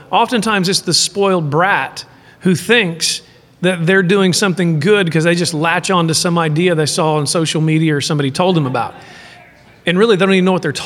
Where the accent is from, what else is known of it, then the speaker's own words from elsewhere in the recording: Midland, Texas, United States; I was from Midland, Texas